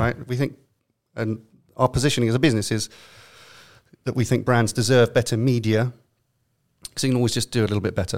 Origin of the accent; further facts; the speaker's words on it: London, United Kingdom; accent: London; now in New York, United States; my best London accent